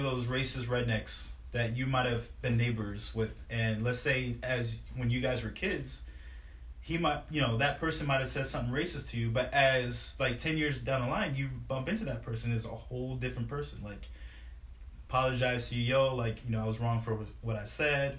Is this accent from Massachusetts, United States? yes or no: no; Naples, Florida, United States; my parents are from Haiti, so growing up in Florida